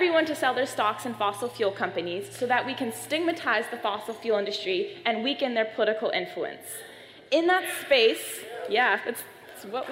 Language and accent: English; Maine, United States; my home state of Maine.